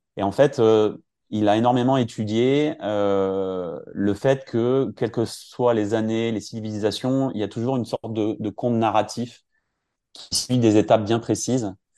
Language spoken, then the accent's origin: French; Finistère, Monts d'Arrée, Brittany, France; je suis originaire du Finistère, dans les Monts d'Arrée